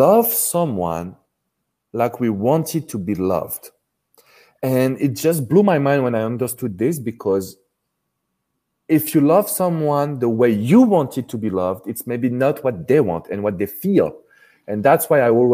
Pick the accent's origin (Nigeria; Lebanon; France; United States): France; accent: strong French; English is a second language; the French relationship expert, because of course you have recognized my strong accent